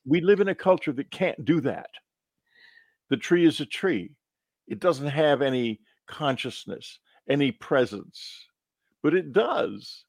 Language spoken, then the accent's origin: English; Texas, United States; When I was growing up in Texas, the Baptist Church was fighting always to keep Texas dry